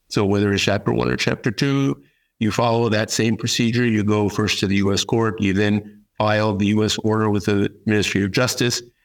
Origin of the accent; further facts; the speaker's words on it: United States; moved away as an adult; also born or lived in New York; now in Paris, France; I am an American attorney. Um, based here in Paris, France. I've been here for 35 years